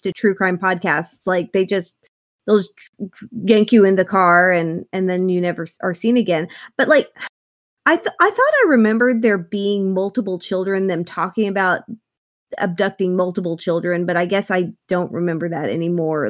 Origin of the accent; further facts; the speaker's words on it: Ponca City, Oklahoma, United States; I grew up in Ponca City, which is, uh, a city that no one knows of, and it's not a real city, uh, but it's a fairly large community in Oklahoma